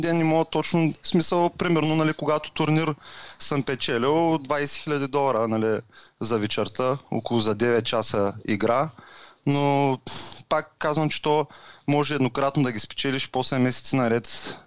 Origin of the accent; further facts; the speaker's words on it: Varna, Varna Province, Bulgaria; на 35 години съм от Варна